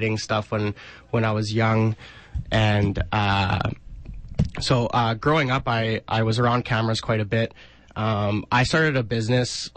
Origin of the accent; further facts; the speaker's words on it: Regina, Saskatchewan, Canada; I'm from Regina, Saskatchewan. I was born and raised here.